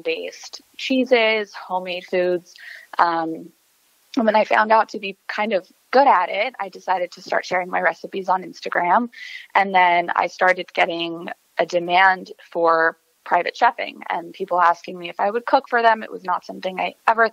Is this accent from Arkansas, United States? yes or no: no; El Paso, Texas, United States; moved away; I'm originally from El Paso, Texas